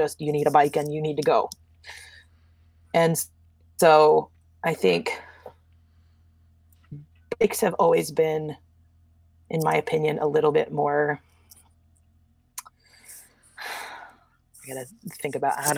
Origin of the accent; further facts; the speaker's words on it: the Northwest, Pacific Northwest, United States; I grew up in the Northwest with a, you know, middle-class family